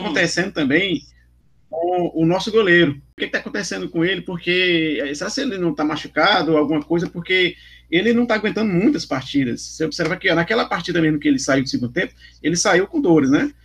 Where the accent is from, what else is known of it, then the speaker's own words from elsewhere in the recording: Brazil; como brasileiro esportista